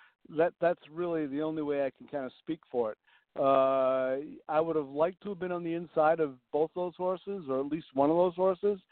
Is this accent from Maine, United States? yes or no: yes; Maine, United States; also born or lived in Walpole, Massachusetts; I grew up in Maine, but believe it or not, I also grew up in Walpole, Mass